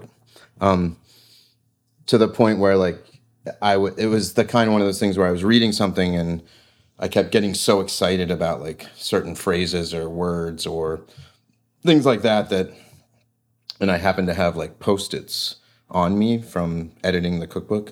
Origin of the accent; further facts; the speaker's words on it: East Coast, United States; growing up on the East Coast